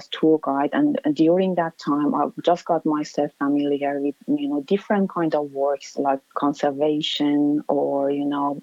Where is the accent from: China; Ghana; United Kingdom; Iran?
Iran; Tehran, Tehran Province; English is a second language; moved away as an adult; now in Australia; I have a very, very good memory from my childhood and from my growing up in Iran